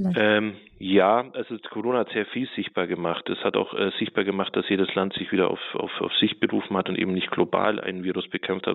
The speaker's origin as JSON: {"language": "German", "area": "Allgäu", "region": "Bavaria", "country": "Germany", "tie": "born or raised there", "moved": "yes", "said": "ich bin im Allgäu groß geworden, in einem sehr kleinen Dorf"}